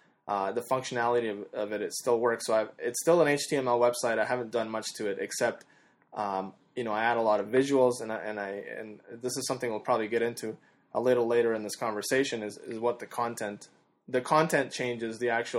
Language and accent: English; Canada; Yeah, I'm Canadian.